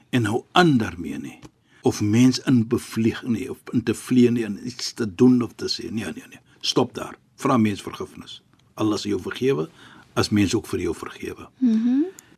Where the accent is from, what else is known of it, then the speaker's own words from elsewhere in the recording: Cape Town, Western Cape, South Africa; ek as 'n Kaapenaar